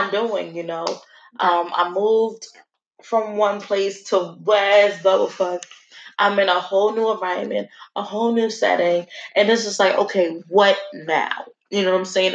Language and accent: English; Newark, New Jersey, United States; growing up in Newark